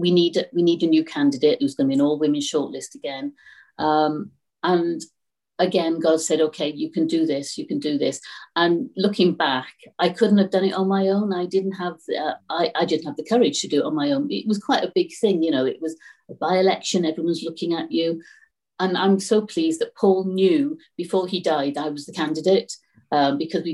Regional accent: Newport, Wales, United Kingdom; I'm really glad that I'm from Newport West, because I know the areas

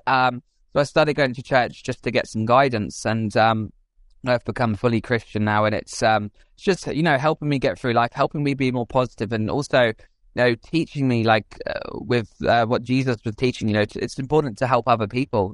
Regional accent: England, United Kingdom; I grew up outside London in the countryside.

